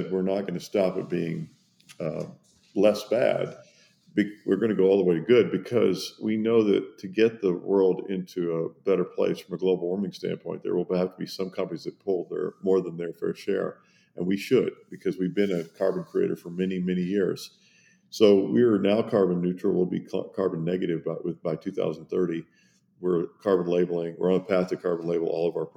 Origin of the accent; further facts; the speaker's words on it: Kentucky, United States; moved away as an adult; also born or lived in Germany / Switzerland / Italy; I grew up in Kentucky in the United States